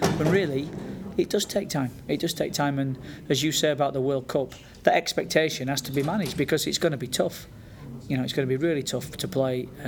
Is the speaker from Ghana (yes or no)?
no; United Kingdom; as Brits